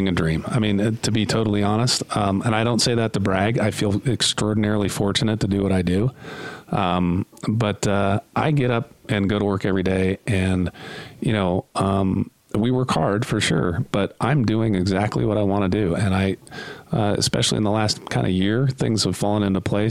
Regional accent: Southern California, United States; moved away as an adult; now in Utah, United States; I grew up in Southern California and then moved here about 10 years ago

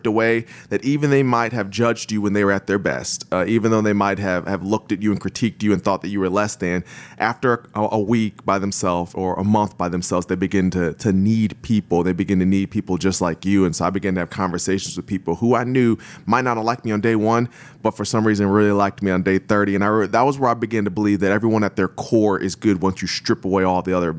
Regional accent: Akron, Ohio, United States; Yeah, so I was born and raised in Akron, Ohio, and kind of grew up in the church, but also did some sports and some theater

